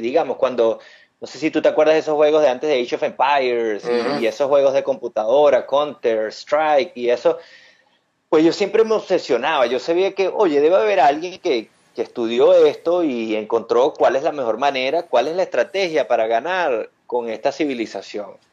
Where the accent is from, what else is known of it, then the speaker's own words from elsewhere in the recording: Venezuela; moved away as an adult; yo soy de Venezuela, eh, estudié economía allá en Venezuela